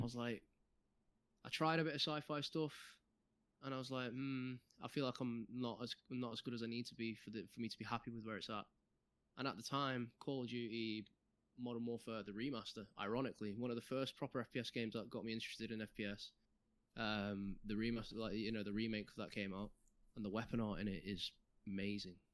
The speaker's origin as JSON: {"language": "English", "town": "Manchester", "region": "North West England", "country": "United Kingdom", "said": "I'm from Manchester"}